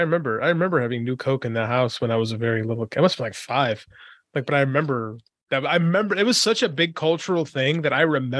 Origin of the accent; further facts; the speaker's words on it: Chicago, Illinois, United States; I'm from Chicago.